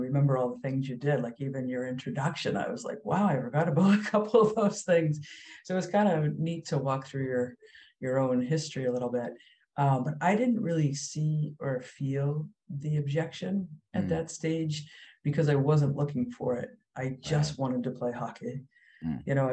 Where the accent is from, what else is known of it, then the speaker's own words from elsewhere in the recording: Acton, Massachusetts, United States; we grew up in Acton